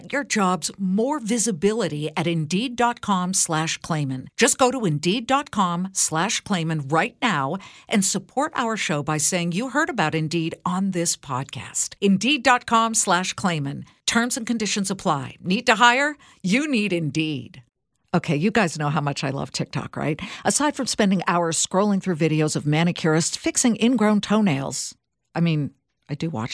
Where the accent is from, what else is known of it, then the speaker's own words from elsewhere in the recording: California, United States; I'm from California